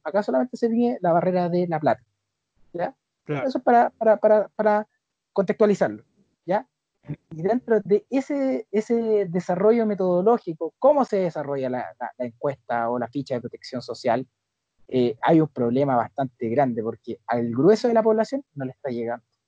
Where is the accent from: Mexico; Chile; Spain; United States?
Chile; nosotros como sociedad chilena